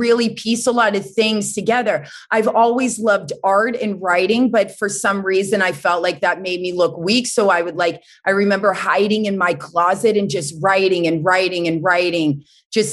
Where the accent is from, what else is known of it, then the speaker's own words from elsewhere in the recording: North Carolina, United States; also born or lived in Boston; born in Boston, but I grew up in North Carolina, the South